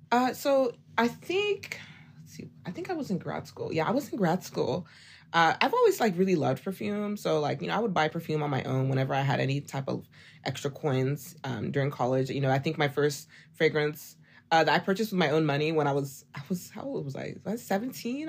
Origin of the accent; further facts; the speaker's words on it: Oklahoma, United States; moved away as an adult; now in Dallas, United States; I'm from Oklahoma.